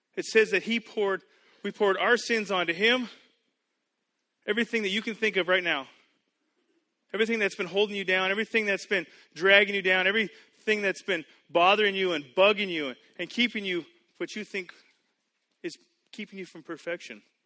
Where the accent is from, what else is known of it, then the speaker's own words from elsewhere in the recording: Canada; moved away as an adult; also born or lived in United States; I grew up in Canada. I went to school in the U.S. I now live here.